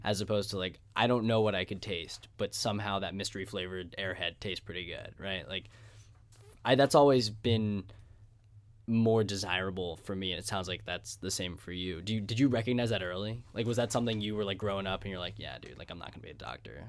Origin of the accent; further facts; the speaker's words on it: Pittsburgh, Pennsylvania, United States; I was from, I'm from Squirrel Hill.